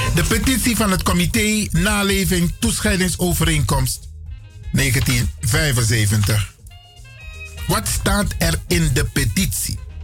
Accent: Suriname; moved away as an adult; now in Netherlands; ik ben nauwelijks een paar jaar weg uit Suriname. Ik ben geen vreemdeling, ik ben een Surinaam Brada.

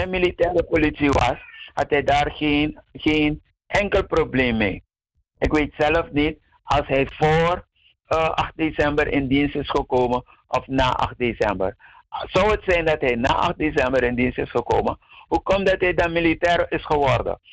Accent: Suriname; wij Surinamers

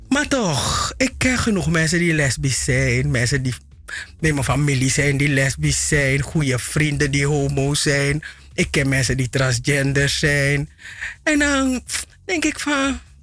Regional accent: Suriname; mijn geboorteland Suriname

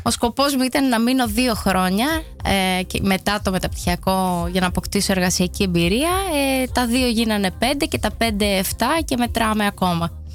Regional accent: Heraklion, Crete, Greece; moved away as an adult; also born or lived in Agios Thomas / Amsterdam, Netherlands; now in Netherlands; Εγώ είμαι από την Κρήτη, από το Ηράκλειο

